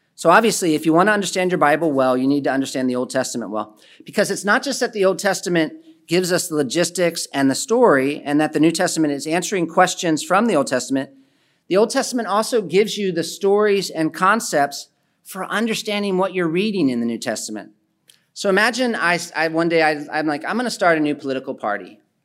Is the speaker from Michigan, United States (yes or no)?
no; Philadelphia, Pennsylvania, United States; the city I'm from, I'm from Philadelphia